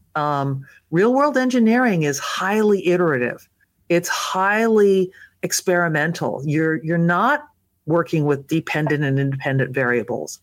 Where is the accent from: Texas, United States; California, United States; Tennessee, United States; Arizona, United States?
California, United States; Los Angeles; grew up in Southern California, and I, uh, was born in Los Angeles